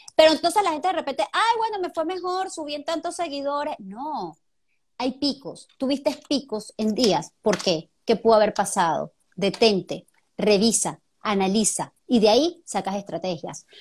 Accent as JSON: {"language": "Spanish", "country": "Venezuela", "moved": "as an adult", "lives_now": "Panama", "said": "somos igualitos, venezolanos"}